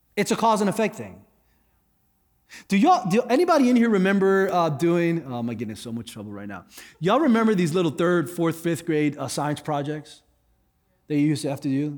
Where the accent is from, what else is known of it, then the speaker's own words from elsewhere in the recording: South Florida, United States; I grew up in South Florida.